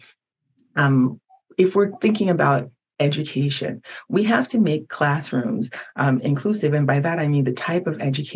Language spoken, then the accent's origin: English; United States; English is a second language; While I was born in America, I didn't speak English until I was 5